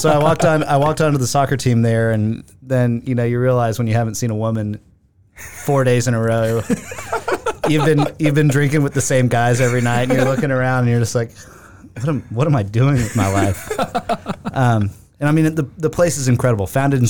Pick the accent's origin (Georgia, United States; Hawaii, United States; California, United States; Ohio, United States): Georgia, United States; Augusta; I grew up in Augusta.